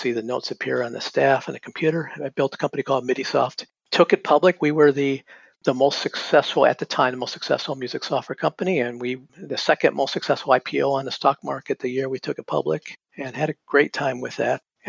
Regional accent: North Carolina, United States; moved away as an adult; also born or lived in Massachusetts; I grew up in North Carolina

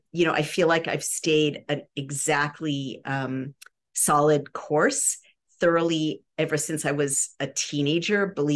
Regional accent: California, United States; I grew up in California.

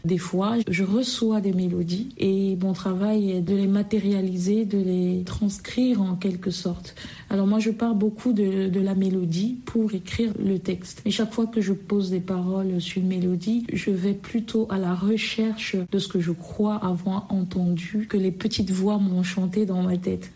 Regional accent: Anglophone Cameroon, Cameroon; moved away; j'ai grandi euh, au Cameroun, par exemple, dans un contexte plutôt bilingue, tantôt anglophone, tantôt francophone, ou très souvent francophone, mais je suis originaire de la partie euh, euh, du Cameroun anglophone

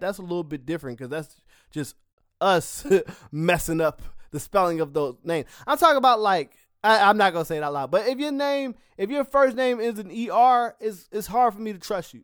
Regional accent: Philadelphia, Pennsylvania, United States; I'm a Philadelphian

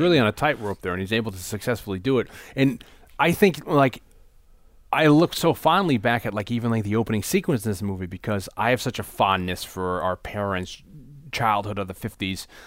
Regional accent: New Haven, Connecticut, United States; when I was growing up in New Haven, first grade, I was in Saint Michael's Catholic School

